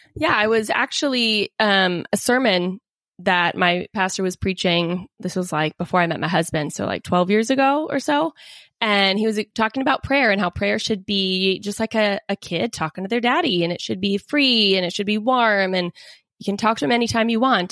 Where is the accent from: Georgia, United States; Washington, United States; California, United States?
Washington, United States; Seattle; I grew up in the Seattle area